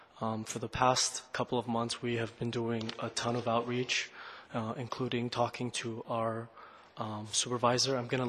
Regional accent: San Francisco, California, United States; I was born and raised in San Francisco. I went to Frank McCoppin Grade School, Roosevelt Middle School, and Washington High School, all in the Richmond.

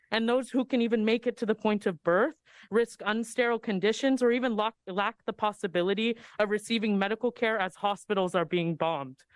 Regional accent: San Francisco Bay Area, California, United States; I'm speaking as a Latinx here who was born and raised in the Bay

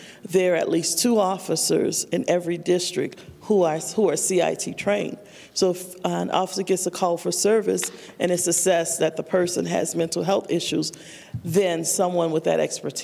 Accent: New Orleans, Louisiana, United States; moved away as an adult; also born or lived in Fort Collins, Colorado / Denver, Colorado; I'm originally from New Orleans

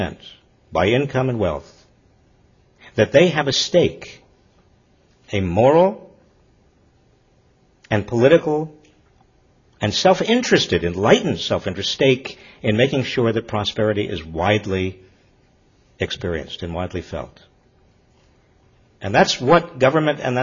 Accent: Massachusetts, United States; My home state, Fall River, Massachusetts

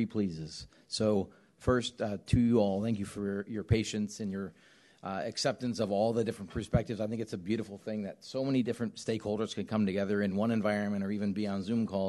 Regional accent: Southern California, United States; I grew up in Southern California on the beach

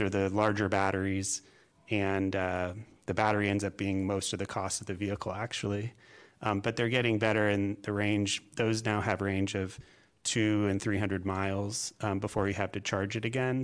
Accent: California, United States; moved away as an adult; now in Springfield, Virginia, United States; I am originally from California

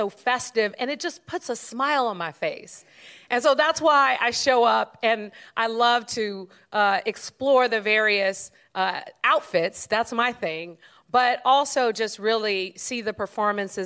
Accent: San Francisco, California, United States; we grew up in San Francisco

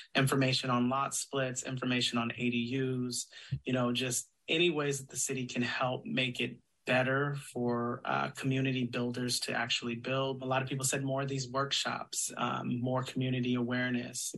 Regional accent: Sacramento, California, United States; I'm from Sacramento. I uh, was born in Sacramento

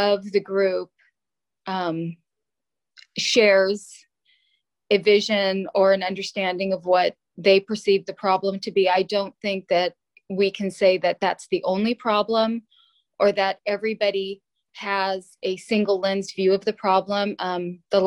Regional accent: San Jose, California, United States; I was born and raised in San Jose on South 22nd Street

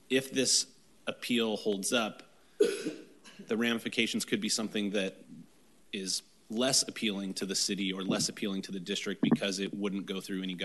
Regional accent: United States; I grew up in Old Town. My parents still live in an 1800s home.

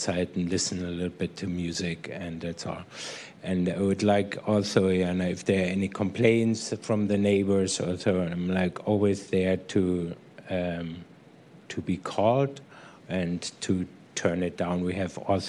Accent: Munich, Bavaria, Germany; now in San Francisco, United States; I'm from Munich

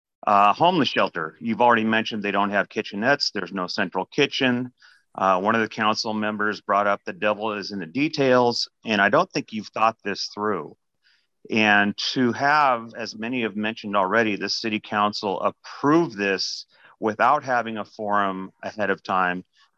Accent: Seattle, Washington, United States; now in Kirkland, United States; I grew up in Seattle. I've been in Kirkland for 25 years. I've watched Seattle deteriorate into a cesspool.

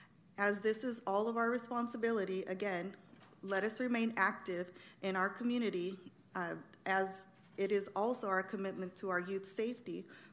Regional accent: Sacramento, California, United States; I'm a mother of three, a community member, born and raised in Sacramento.

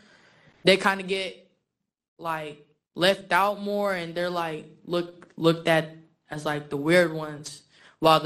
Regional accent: San Francisco, California, United States; also born or lived in Philippines; I grew up in the Tenderloin District, but I was originally born and raised in the Philippines. I came around 8, ended up in the Tenderloin District

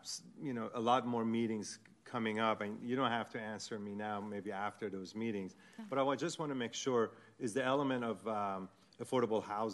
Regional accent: Iran; moved away; I am originally from Iran

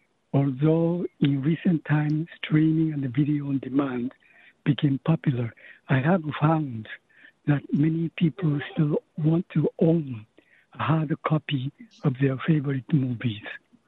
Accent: Japan; English is a second language; moved away as an adult; now in San Francisco, United States; I was born and raised in Japan.

